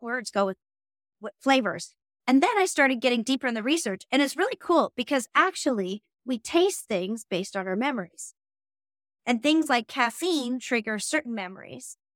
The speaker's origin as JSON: {"language": "English", "town": "Omemee", "region": "Ontario", "country": "Canada", "tie": "born or raised there", "also_born_or_lived": "Toronto, Canada", "moved": "as an adult", "lives_now": "London, United Kingdom", "said": "I grew up on Pigeon Lake"}